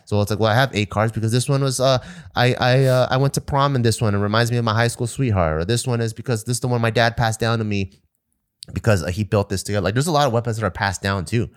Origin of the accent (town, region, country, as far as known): United States